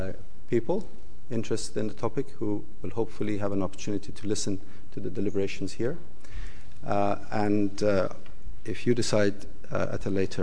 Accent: Iran; moved away as an adult; I left Iran, my home country at that time

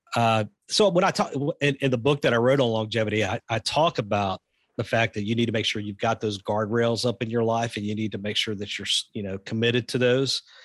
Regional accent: the South, United States; I grew up in the South.

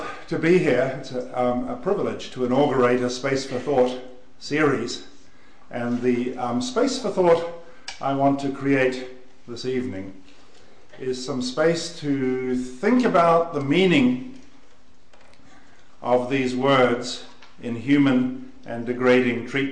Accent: New Zealand; I'm a New Zealander

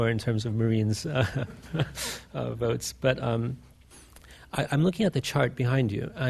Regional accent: Russia; I'm from Russia.

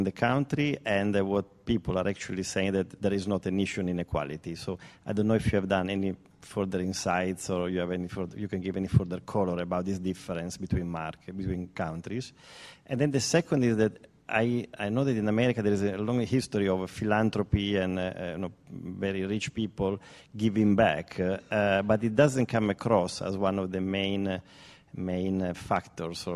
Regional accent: Italy; accent: Italian; English is a second language; moved away as an adult; now in United Kingdom; I live here in the UK from 22 years, but from my accent, you can tell I'm Italian originally.

